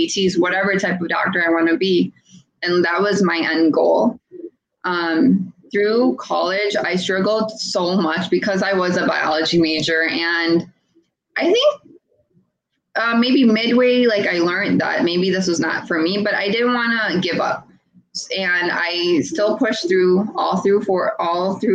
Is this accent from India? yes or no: yes; India; I'm an Indian